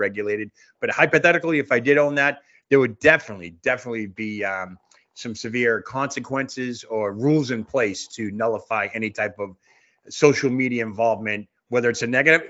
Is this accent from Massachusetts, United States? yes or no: yes; Boston, Massachusetts, United States; now in Centerville, United States; I'm a Bostonian that is transplanted to a small town